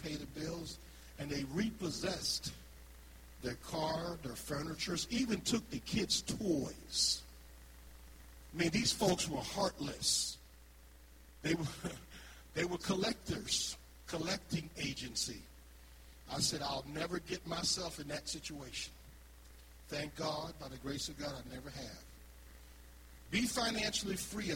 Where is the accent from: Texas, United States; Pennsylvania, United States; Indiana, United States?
Pennsylvania, United States; Philadelphia; moved away; I'm from Philadelphia